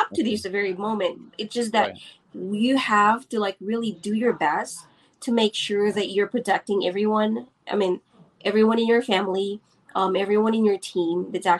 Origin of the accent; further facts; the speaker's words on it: Philippines; I am born and raised here in the Philippines